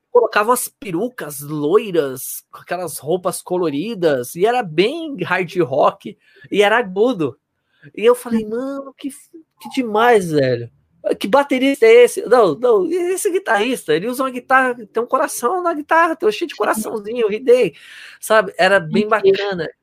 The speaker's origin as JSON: {"language": "Portuguese", "town": "Osasco", "region": "São Paulo", "country": "Brazil", "said": "Eu sou de Osasco"}